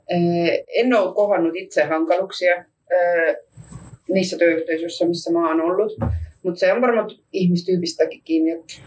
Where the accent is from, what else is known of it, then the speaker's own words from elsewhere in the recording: Estonia; Finnish is a second language; now in Finland; mä oon virolainen, mä myös puhun venäjä